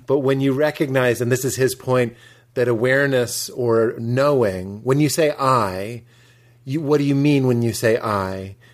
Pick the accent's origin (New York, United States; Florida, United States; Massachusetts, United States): Massachusetts, United States; outside of Boston; I grew up outside of Boston